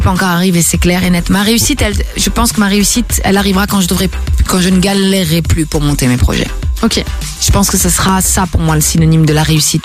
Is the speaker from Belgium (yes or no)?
yes; Belgium; also born or lived in Brussels; réside chez moi en Belgique pour la première fois